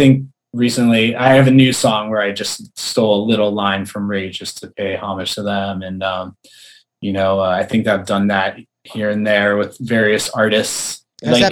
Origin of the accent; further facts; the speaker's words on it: Philadelphia, Pennsylvania, United States; moved away as an adult; also born or lived in New York / Los Angeles; now in San Diego, United States; I was born outside of Philadelphia